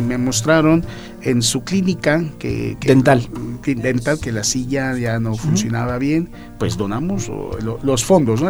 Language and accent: Spanish; Philippines; now in Mexico City, Mexico